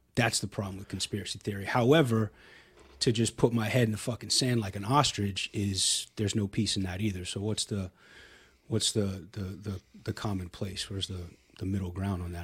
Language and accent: English; Hilton Head, South Carolina, United States; now in Austin, United States; I grew up in South Carolina, a little island called Hilton Head.